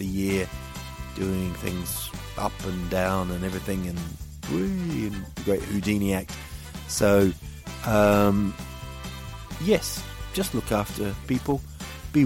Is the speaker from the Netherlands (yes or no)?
no; New Zealand; moved away; growing up in New Zealand